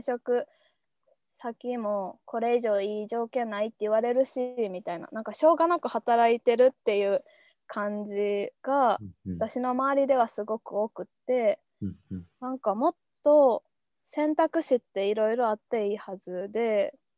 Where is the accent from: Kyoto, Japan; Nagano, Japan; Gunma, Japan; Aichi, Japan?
Kyoto, Japan; moved away as an adult; also born or lived in Akita / Tokyo; もともと京都出身やし、秋田の大学